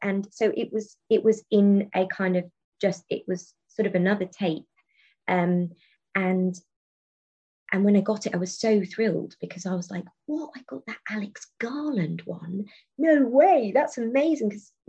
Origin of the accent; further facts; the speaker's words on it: Taunton, South West England, United Kingdom; It's really funny because growing up in Taunton, there is a theatre in Taunton called The Brew House. But it's, you know, and not a lot of things were taught at Taunton.